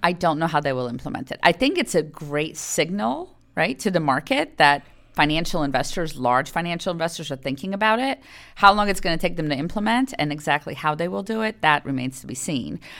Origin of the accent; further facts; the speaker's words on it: Poland; moved away; I grew up in Poland. And I spoke Polish.